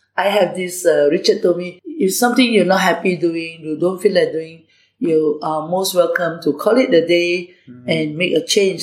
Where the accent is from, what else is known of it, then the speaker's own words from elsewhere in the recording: Singapore; also born or lived in Malaysia; I grew up in uh, Malaysia and then later I migrated to Singapore at the age of eight. So I actually grew up as a Singaporean